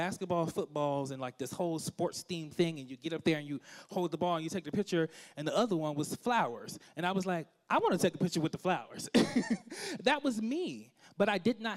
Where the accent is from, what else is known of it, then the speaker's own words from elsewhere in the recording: Washington, District of Columbia, United States; I'm from Washington, D.C., the nation's capital. I love my hometown.